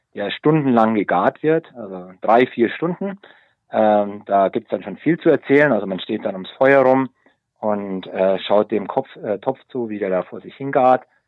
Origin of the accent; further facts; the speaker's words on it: Munich, Bavaria, Germany; moved away as an adult; now in South Africa; als gestandener Münchner, als Münchner Kindel